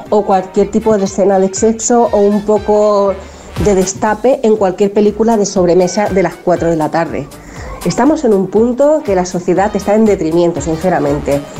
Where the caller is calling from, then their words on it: Balearic Islands, Spain; Buenos días … de Mallorca.